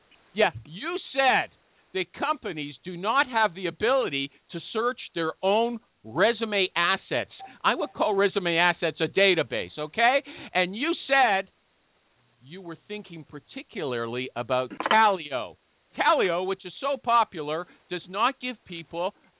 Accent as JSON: {"language": "English", "country": "Canada", "said": "I'm Canadian"}